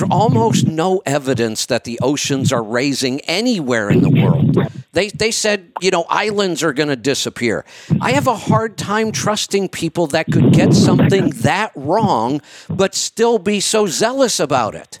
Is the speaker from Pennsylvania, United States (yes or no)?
no; Northeast Ohio, United States; Growing up in Northeast Ohio